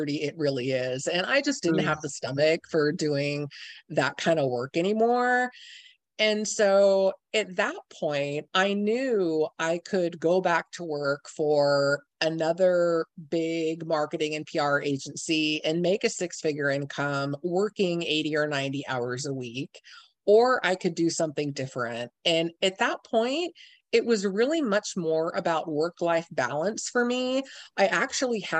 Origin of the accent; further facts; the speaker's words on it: San Francisco, California, United States; moved away as an adult; now in Seattle, United States; I grew up in the San Francisco area